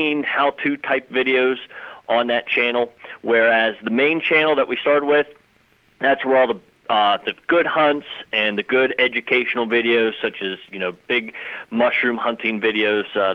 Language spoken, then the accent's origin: English; Clarion County, Pennsylvania, United States; I am from Clarion County